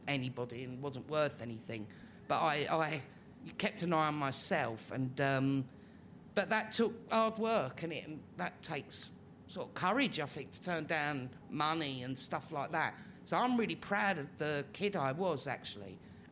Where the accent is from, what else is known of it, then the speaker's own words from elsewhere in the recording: London, United Kingdom; living in Islington, growing up in Islington, and I've not moved in. I'm not new Islington. I'm old Islington